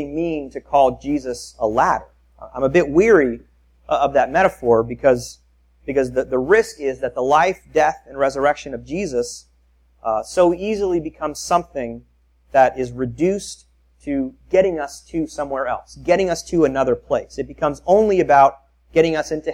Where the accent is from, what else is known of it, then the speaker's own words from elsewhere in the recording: Tampa, Florida, United States; I grew up in South Tampa